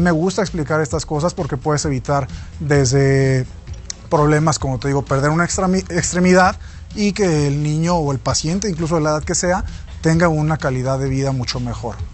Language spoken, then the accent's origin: Spanish; Mexico; como buen mexicano